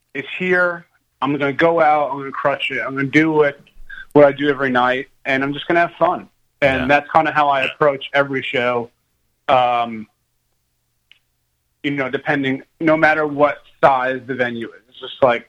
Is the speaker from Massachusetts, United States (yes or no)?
no; New York, United States; now in Nashville, United States; I'm originally from New York